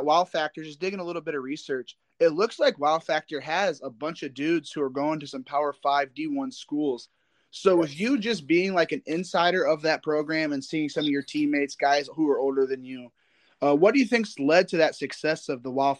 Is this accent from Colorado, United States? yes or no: no; Indiana, United States; I'm from Indiana